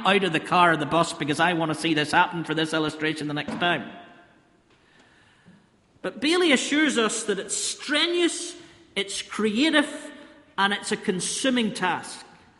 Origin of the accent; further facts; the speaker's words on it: Ballymena, Northern Ireland, United Kingdom; Now, I know you think I'm a culture from Ballymena, farmer and all that, close to the Lord and that my accent betrays me.